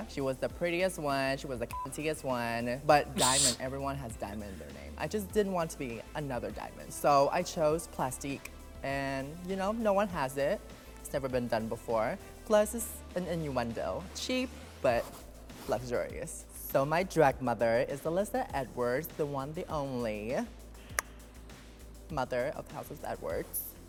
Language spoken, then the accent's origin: English; Vietnam; now in Dallas, United States; I was a shy little Asian boy growing up in Vietnam, didn't know what to do with his life, and drag has really saved me. I come from a very religious, very Asian family.